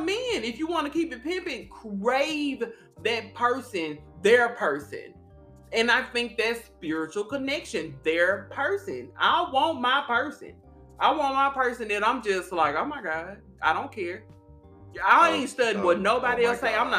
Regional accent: Arkansas, United States; I'm from Arkansas, y'all. I'm country

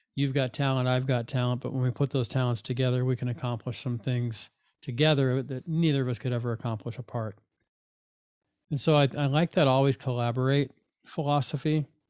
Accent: Fullerton, California, United States; the life of an eighteen-year-old when I was graduating from Fullerton High School

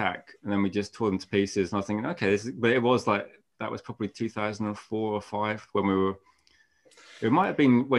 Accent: Mid Wales, United Kingdom; I'm from Mid Wales

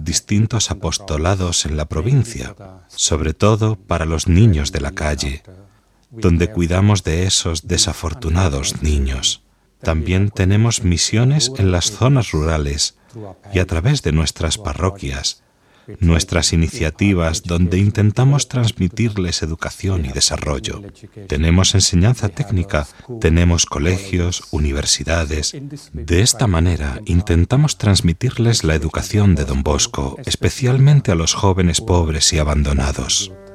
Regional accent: Kerala, India; moved away; also born or lived in Yemen; de la India, del estado de Kerala

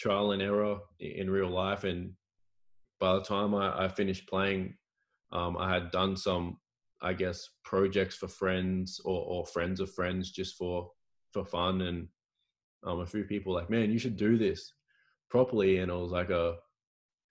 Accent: Cairns, Queensland, Australia; moved away as an adult; also born or lived in United States / Portugal; I'm from Cairns originally

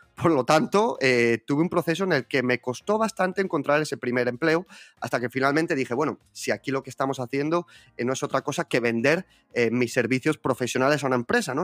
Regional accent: Zaragoza, Aragon, Spain; Yo estudié marketing e investigación de mercados aquí en la Universidad de Zaragoza, que es de donde yo soy.

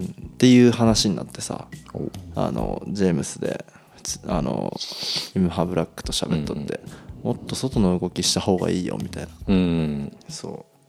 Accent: Toyama, Japan; 地元富山県

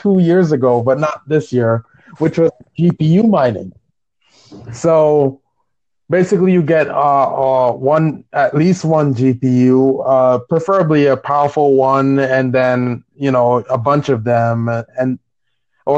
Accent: New York, United States; I am from New York

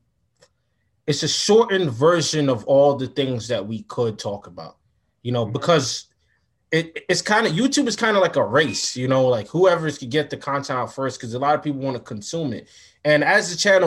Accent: New York, United States; I'm from New York.

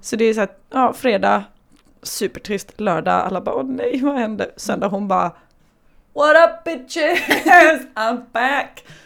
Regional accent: Småland, Sweden; Jag kommer ju från Småland.

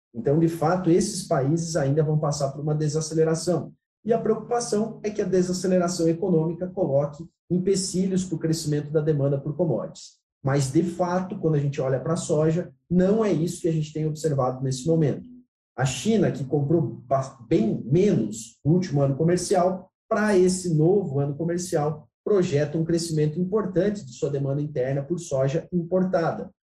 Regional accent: Xanxerê, Santa Catarina, Brazil; moved away as an adult; also born or lived in Abdon Batista, Santa Catarina / Goiás; now in Goiânia, Brazil; Eu sou de Abidão Batista, Morei a vida toda em Xanxerê

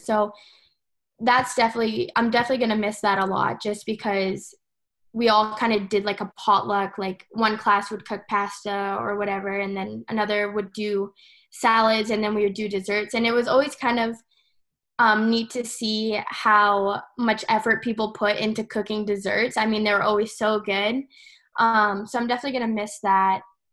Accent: Calgary, Alberta, Canada; also born or lived in Boston; I'm from Calgary, so we have the Rocky Mountains here

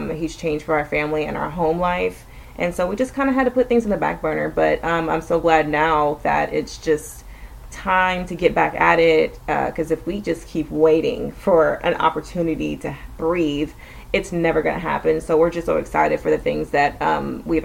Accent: Austin, Texas, United States; we're living in Central Texas, just in the outskirts of Austin, which is my hometown

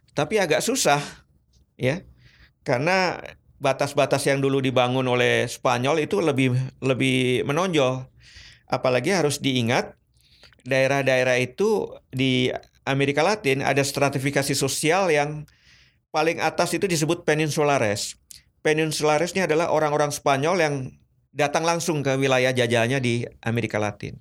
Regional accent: Indonesia; saya dari Indonesia

